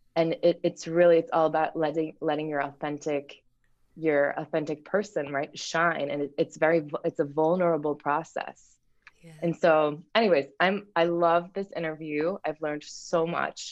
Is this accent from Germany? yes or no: yes; Germany; moved away; I grew up in Germany